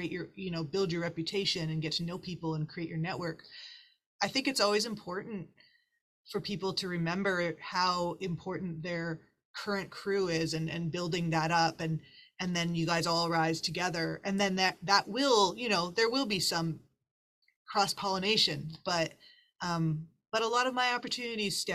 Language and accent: English; Winnipeg, Manitoba, Canada; moved away as an adult; now in Toronto, Canada; even when I moved from Winnipeg Toronto to Toronto, it was the same thing.